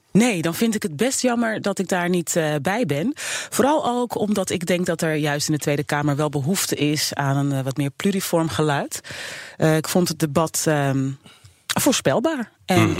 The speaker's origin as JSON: {"language": "Dutch", "country": "Suriname", "tie": "born or raised there", "moved": "yes", "lives_now": "Netherlands", "said": "Ik ben geboren in Suriname"}